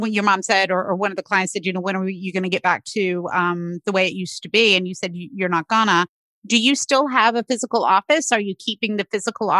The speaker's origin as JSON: {"language": "English", "region": "North Carolina", "country": "United States", "tie": "born or raised there", "moved": "yes", "lives_now": "Pennsylvania, United States", "said": "where I grew up in North Carolina"}